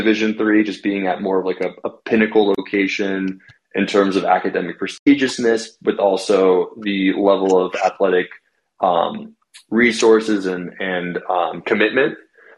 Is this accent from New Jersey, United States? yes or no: yes; New Jersey, United States; also born or lived in Manhattan; now in New York City, United States; I'm from New Jersey originally